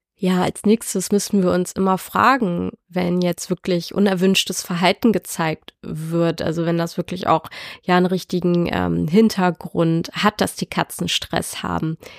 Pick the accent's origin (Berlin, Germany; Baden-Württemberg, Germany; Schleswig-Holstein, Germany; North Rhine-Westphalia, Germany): Schleswig-Holstein, Germany; Dithmarschen; Ich komme aus Dithmarschen und lebe hier mit meinem Freund